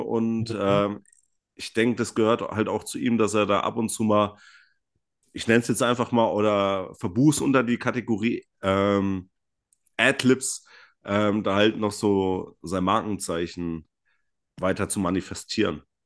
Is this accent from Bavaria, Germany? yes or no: yes; Franconia, Bavaria, Germany; aus dem schönen Frankenland